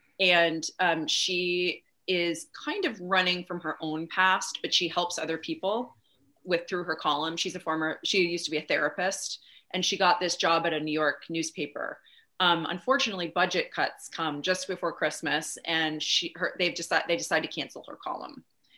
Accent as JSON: {"language": "English", "country": "Canada", "said": "I'm Canadian, you know, I can always go to Canada if I want"}